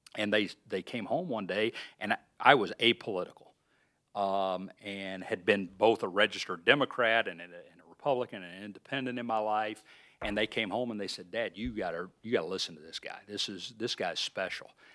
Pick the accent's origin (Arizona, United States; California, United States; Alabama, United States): Alabama, United States; Birmingham; moved away as an adult; also born or lived in Montana; now in Iowa, United States; I grew up in Birmingham, Alabama in the sixties and seventies